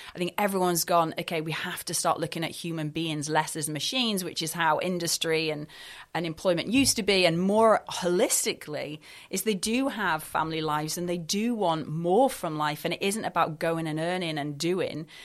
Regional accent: Scotland, United Kingdom; now in Dorset, United Kingdom; I'm not actually from Dorset. I'm from Scotland

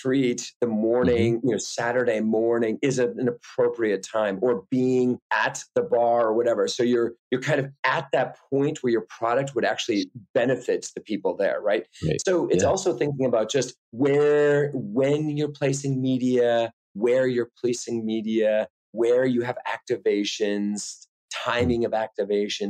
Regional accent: rural Wisconsin, United States; I'm originally from Wisconsin

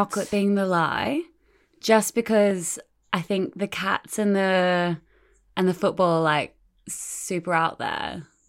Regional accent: Australia; moved away; I'm from Australia originally.

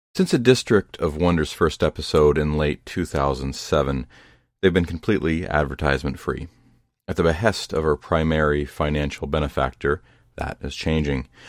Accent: Ohio, United States; Ohio, my home state

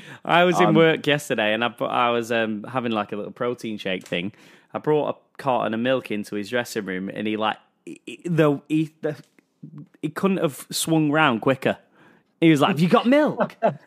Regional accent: Blackpool, North West England, United Kingdom; I'm from Blackpool, mate.

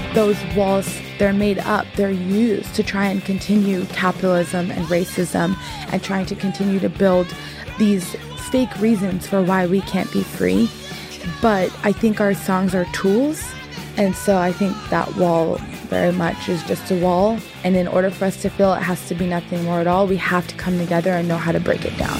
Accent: San Jose, California, United States; I grew up in the Bay Area. I grew up in San Jose

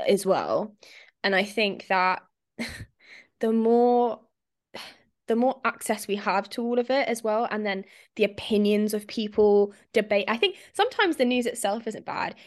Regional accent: Spain; moved away; I grew up in Spain

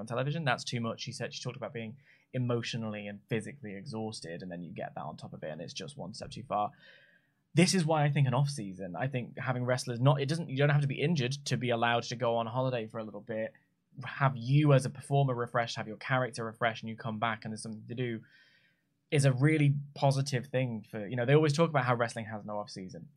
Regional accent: United Kingdom; I'm a YouTuber from Britain

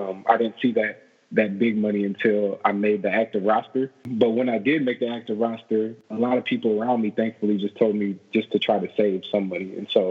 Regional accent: Minnesota, United States; I grew up in Minnesota, born and raised.

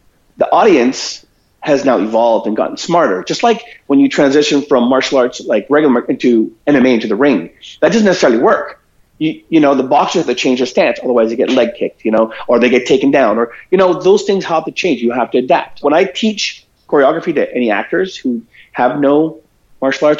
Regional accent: Toronto, Ontario, Canada; moved away as an adult; also born or lived in Philippines / Vancouver; I was born in Toronto, and I grew up in Toronto mainly.

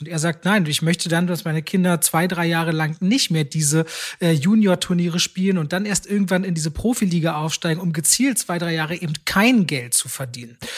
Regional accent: Germany; ich bin unter verhältnismäßig in Deutschland sehr ärmlichen Bedingungen aufgewachsen

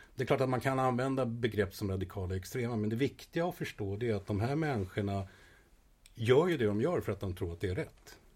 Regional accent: Sweden; moved away as an adult; also born or lived in Israel; jag växte upp i Sverige

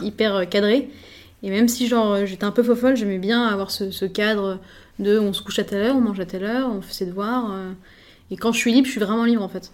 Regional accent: Paris, Île-de-France, France; je suis parisienne, je suis chef d'un restaurant à Paris

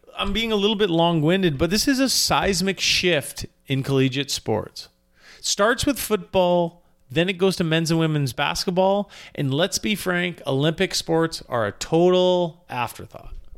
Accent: Canada; as a Canadian

